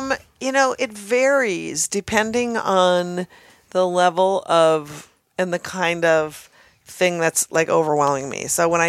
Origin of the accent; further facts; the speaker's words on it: Minnesota, United States; Again, I'm from Minnesota.